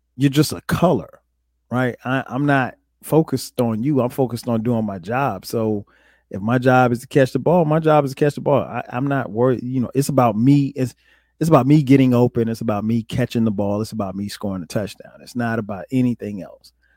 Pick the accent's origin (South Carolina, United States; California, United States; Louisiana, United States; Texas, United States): South Carolina, United States; Florence; I grew up in Florence, South Carolina.